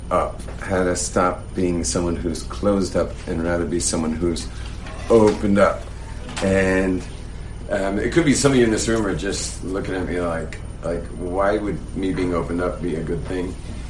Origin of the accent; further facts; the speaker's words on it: West Coast, United States; I'm from the West Coast, where expression is the way of life out there.